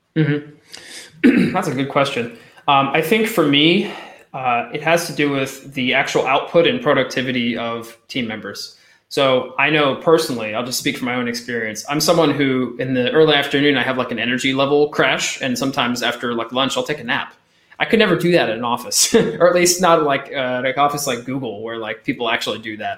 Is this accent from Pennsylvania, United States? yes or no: yes; Eastern Pennsylvania, United States; moved away as an adult; now in France; I'm from Eastern Pennsylvania originally. So if anyone knows Allentown, Bethlehem, Easton area, that's where I'm from